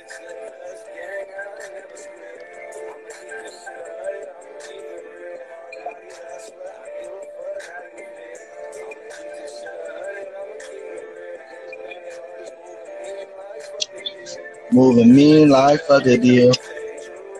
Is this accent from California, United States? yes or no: yes; Vallejo, California, United States; I'm from Central Vallejo, Millersville, California